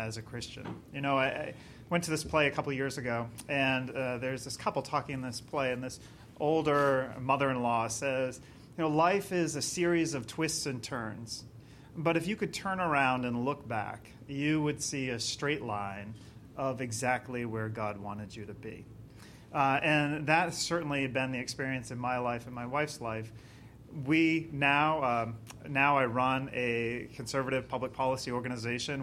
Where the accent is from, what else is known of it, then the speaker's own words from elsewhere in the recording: Maine, United States; moved away as an adult; now in Florida, United States; I'm originally from Maine, even though I live in Florida now